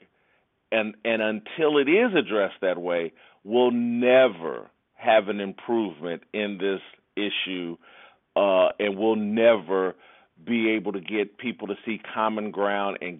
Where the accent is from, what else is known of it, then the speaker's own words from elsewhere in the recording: Indianapolis, Indiana, United States; I was raised in the church, small black church in Indianapolis